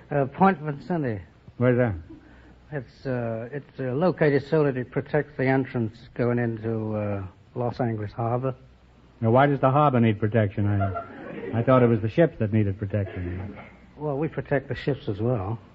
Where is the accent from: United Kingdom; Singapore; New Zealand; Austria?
United Kingdom; Caernarfon, Wales; now in Washington, United States; I'm from Carnarvon.